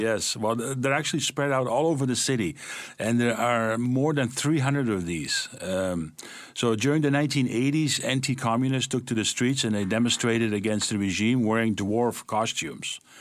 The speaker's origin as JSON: {"language": "English", "town": "Amsterdam", "region": "North Holland", "country": "Netherlands", "tie": "born or raised there", "moved": "yes", "said": "I was born and raised in that city"}